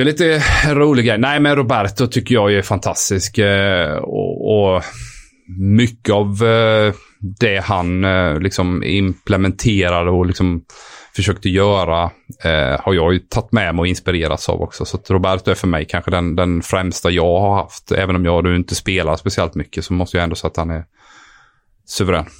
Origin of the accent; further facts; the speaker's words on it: Sweden; moved away as an adult; som svensk kille